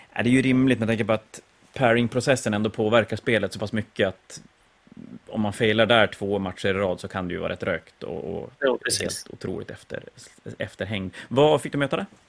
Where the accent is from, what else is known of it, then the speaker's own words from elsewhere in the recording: Sweden; Som svensk